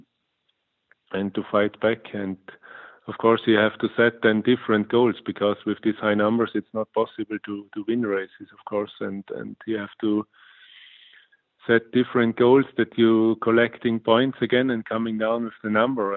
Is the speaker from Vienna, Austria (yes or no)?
no; St. Anton am Arlberg, Tyrol, Austria; English is a second language; St. Anton at my hometown